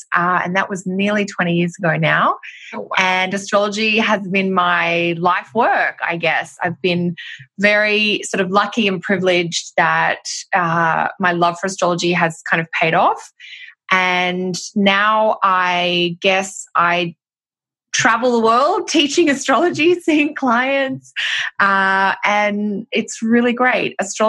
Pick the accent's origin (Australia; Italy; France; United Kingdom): Australia; moved away as an adult; now in Canada; Gosh, well, I'm Australian, which will be obvious by my accent, although I have lived in Canada now for 10 years.